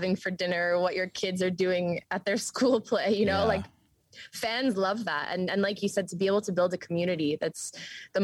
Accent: New York, United States; moved away; growing up in New York

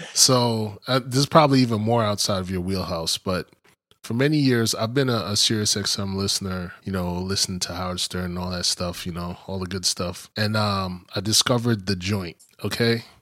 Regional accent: East Coast, United States; growing up on the East Coast

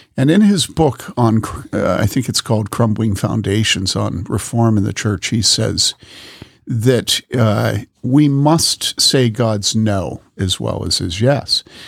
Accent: Wheaton, Illinois, United States; I grew up in Wheaton

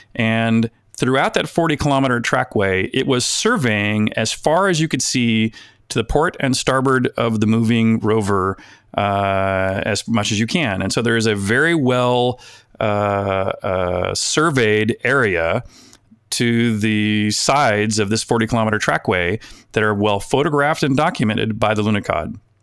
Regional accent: United States; an American collector

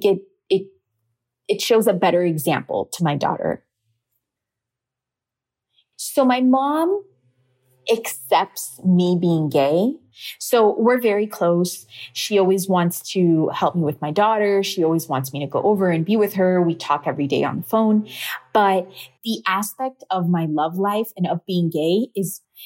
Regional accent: Miami, Florida, United States; My family's Cuban, so I was born in Miami, but my parents are Cuban

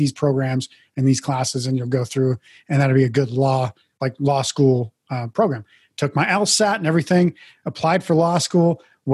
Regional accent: Mandan, North Dakota, United States; moved away as an adult; also born or lived in Billings, Montana / Portland, Oregon; I was born in Billings, Montana, actually. My parents separated when I was very young, I think I was five years old. My mom moved to North Dakota. My dad moved to Portland, Oregon. So living with my dad in Portland, Oregon for a couple of years, went back to live with my mom in North Dakota, graduated high school from there

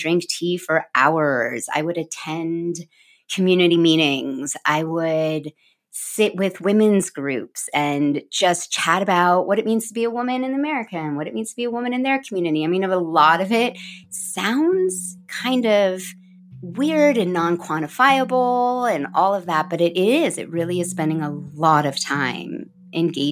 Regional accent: United States; I'm American

